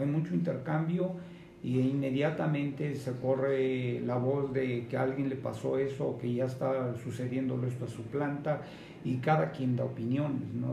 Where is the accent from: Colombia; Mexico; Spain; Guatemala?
Mexico